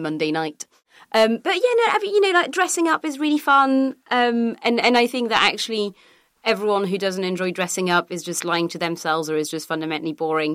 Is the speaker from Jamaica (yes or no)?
no; France; now in United Kingdom; Growing up in France